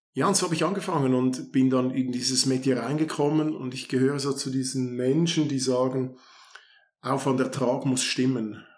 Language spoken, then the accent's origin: German; Kloten, Zurich, Switzerland; Ich bin in Kloten aufgewachsen